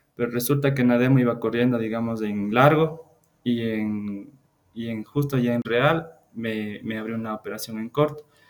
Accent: Ecuador; soy de, de Ecuador

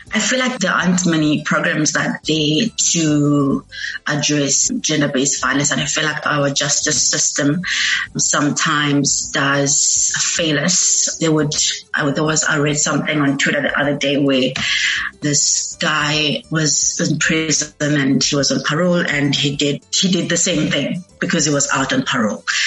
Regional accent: Eastern Cape, South Africa; moved away as an adult; now in Cape Town, South Africa

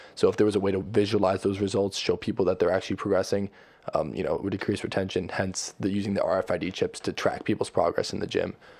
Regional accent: New Jersey, United States; moved away as an adult; also born or lived in Connecticut; We're from Jersey.

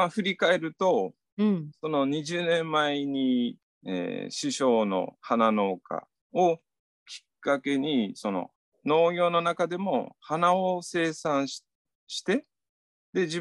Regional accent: Japan; 自分の中でやっぱり生まれ育った、幼少期から生まれ育った土地でこの中市で収納したいっていうのがすごく強く思ってて

